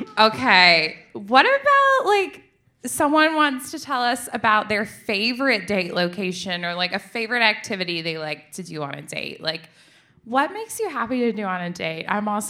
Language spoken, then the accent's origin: English; Tennessee, United States; moved away; I'm originally from Tennessee